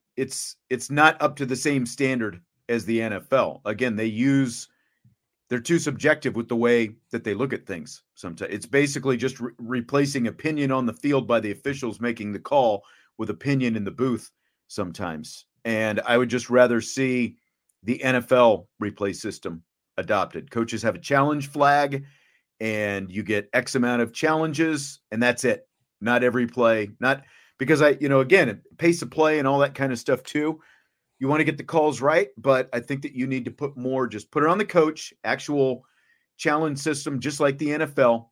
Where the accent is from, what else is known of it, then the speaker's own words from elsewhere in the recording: Kansas, United States; moved away as an adult; I grew up not in this area back in the days of the superstation when we could watch the Cubs on WGN, you know, in Kansas